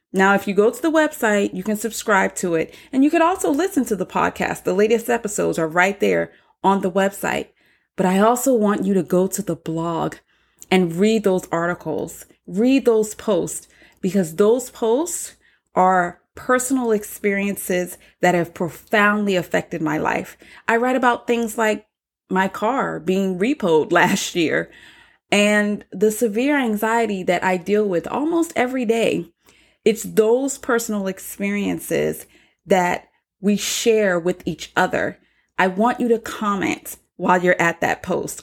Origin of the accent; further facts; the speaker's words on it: North Charleston, South Carolina, United States; I was born and raised on Liberty Hill, the hood of the South